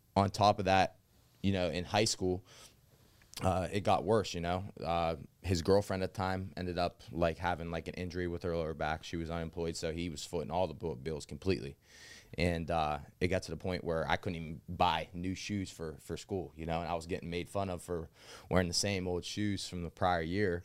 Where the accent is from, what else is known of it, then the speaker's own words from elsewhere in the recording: New Castle, Pennsylvania, United States; also born or lived in Arizona; as a child, I grew up m, mostly in Newcastle